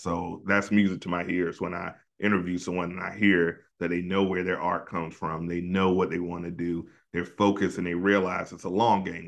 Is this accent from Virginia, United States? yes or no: yes; Hampton Roads area, Virginia, United States; my hometown